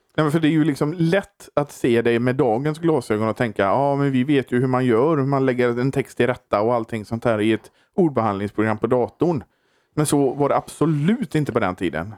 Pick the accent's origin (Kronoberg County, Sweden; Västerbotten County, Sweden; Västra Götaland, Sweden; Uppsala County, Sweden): Västra Götaland, Sweden; Borås; jag kommer från Borås